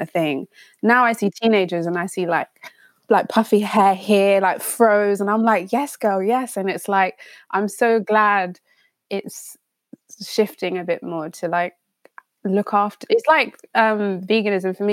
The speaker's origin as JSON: {"language": "English", "region": "London", "country": "United Kingdom", "tie": "born or raised there", "said": "growing up in London"}